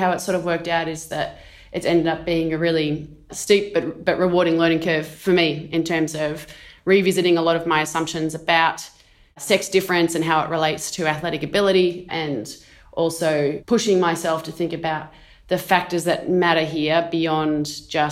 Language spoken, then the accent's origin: English; Australia; now in Lausanne, Switzerland; I am an Australian Olympian